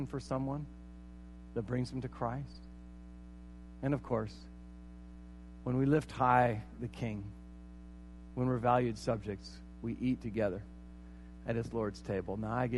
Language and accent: English; United States; I am an American